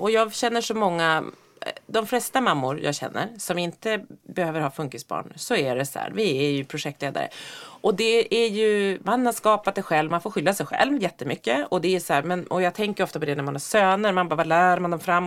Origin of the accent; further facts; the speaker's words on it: Norrland, Sweden; Jag är ju uppväxt i Norrland